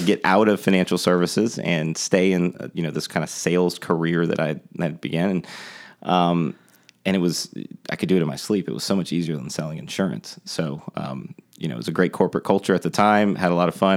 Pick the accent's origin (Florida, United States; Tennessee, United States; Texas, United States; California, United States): Florida, United States; Tampa; moved away as an adult; now in Charleston, United States; I grew up in Tampa, Florida.